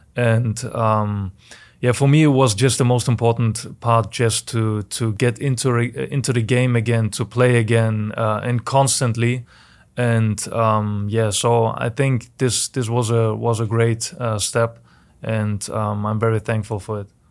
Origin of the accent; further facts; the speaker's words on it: Germany; moved away as an adult; now in St. Louis, United States; I was born in Germany and I had a Very, very nice childhood